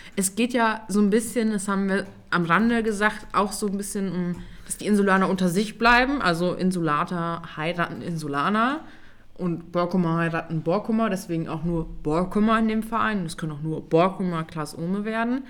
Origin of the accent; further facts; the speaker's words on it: East Frisia, Lower Saxony, Germany; Wir kommen ja aus Ostfriesland.